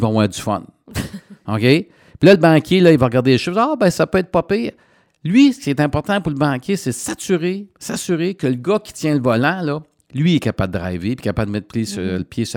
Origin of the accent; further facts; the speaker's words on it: Coaticook, Quebec, Canada; je suis dans mon patelin